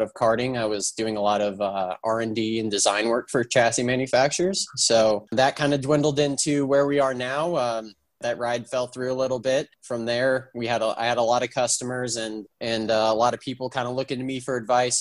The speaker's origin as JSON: {"language": "English", "region": "California", "country": "United States", "tie": "born or raised there", "said": "I'm from California originally, and I grew up 10 minutes away from Willow Springs Raceway, which is a historic facility in the West Coast, closest racetrack"}